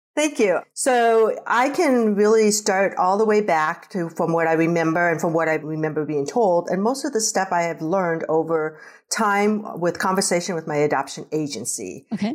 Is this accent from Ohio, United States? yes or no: no; Nebraska, United States; also born or lived in Korea; I was raised in Nebraska on a farm with my siblings